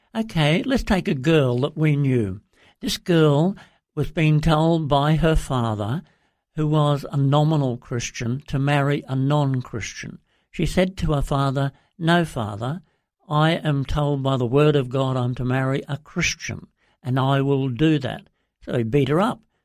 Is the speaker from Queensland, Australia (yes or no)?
yes; Brisbane, Queensland, Australia; moved away as an adult; also born or lived in Papua New Guinea; I grew up in Brisbane and in Queensland